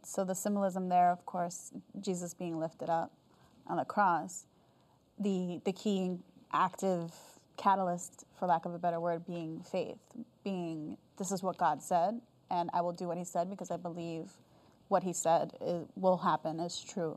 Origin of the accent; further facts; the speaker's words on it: United States; also born or lived in South Korea; I'm American